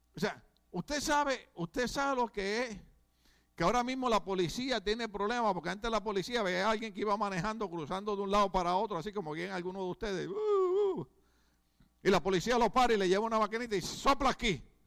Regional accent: Puerto Rico

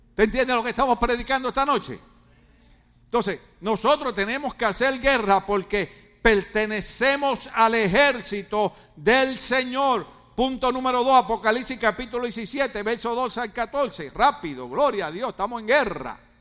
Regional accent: Ponce, Puerto Rico; now in California, United States; yo soy de una de las mejores ciudades de Puerto Rico. Se llama Ponce

